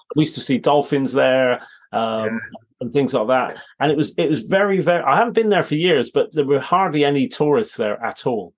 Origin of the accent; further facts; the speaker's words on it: Bristol, South West England, United Kingdom; I grew up in Bristol